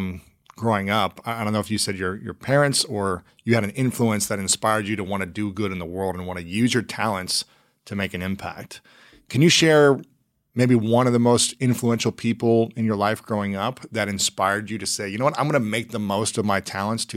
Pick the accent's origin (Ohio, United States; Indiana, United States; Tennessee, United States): Ohio, United States; moved away; also born or lived in St. Louis, Missouri; I'm from Ohio